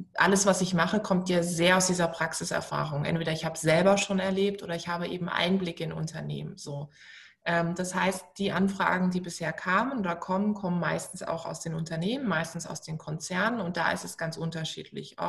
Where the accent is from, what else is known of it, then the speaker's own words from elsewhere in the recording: Baden-Württemberg, Germany; also born or lived in Munich; now in Berlin, Germany; Baden-Württemberg, es tut mir total leid für meine Heimat